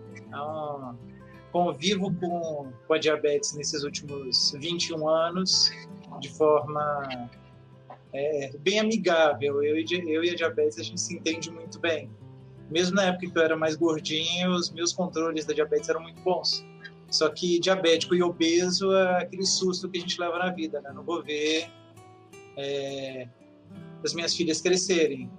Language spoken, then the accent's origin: Portuguese; Brasília, Federal District, Brazil; sou de Brasília, tenho 42 anos